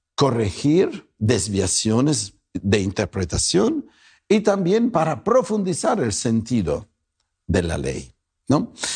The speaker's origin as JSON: {"language": "Spanish", "country": "Italy", "also_born_or_lived": "Guadalajara, Mexico", "moved": "yes", "lives_now": "North Hollywood, United States", "said": "no me pregunten de dónde vengo, mi apellido me traiciona, Soy italiano, pero soy italiano tapatío."}